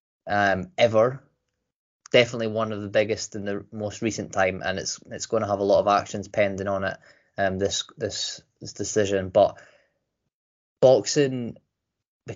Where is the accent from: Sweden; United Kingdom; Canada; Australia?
United Kingdom; Scotland; I'm Scottish